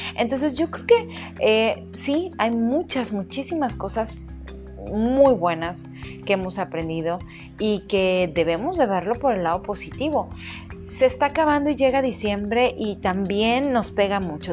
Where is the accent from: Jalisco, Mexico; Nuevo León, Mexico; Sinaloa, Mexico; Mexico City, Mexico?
Sinaloa, Mexico; Mazatlán; en mi ciudad natal, para quienes nos escuchan de fuera, en Mazatlán